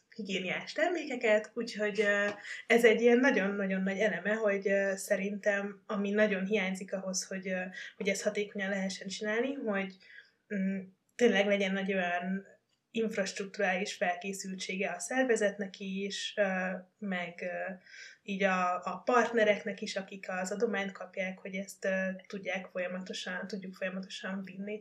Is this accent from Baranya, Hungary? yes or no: yes; Baranya, Hungary; én amúgy baranyai vagyok